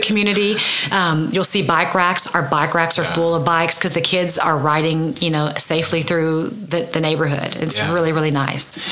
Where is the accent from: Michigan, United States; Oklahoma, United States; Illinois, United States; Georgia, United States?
Oklahoma, United States; Oklahoma City; also born or lived in Norman, Oklahoma / Edmond, Oklahoma; I grew up in Oklahoma City, and then I moved to Norman to go to school for um, high school